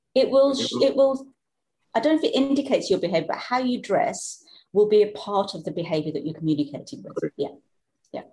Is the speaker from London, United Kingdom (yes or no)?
no; Black Country, West Midlands, United Kingdom; accent: Black Country; moved away; also born or lived in Scandinavia; we're both from the Black country